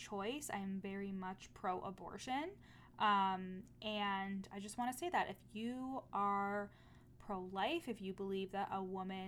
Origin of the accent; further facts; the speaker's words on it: Canada; as a Canadian